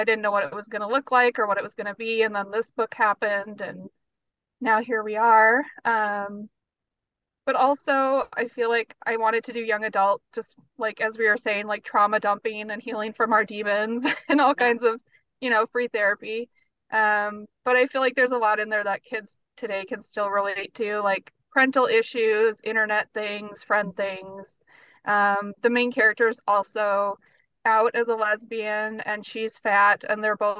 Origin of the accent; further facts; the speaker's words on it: North Dakota, United States; moved away as an adult; now in Minneapolis, United States; growing up there